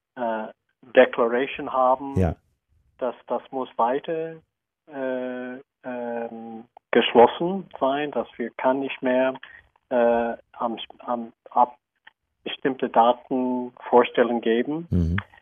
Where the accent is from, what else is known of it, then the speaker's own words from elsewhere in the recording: United States; German is a second language; moved away; Ich bin auch Amerikaner